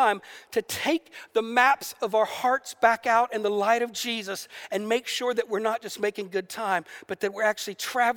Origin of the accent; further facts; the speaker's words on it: the South, United States; I grew up in the South in America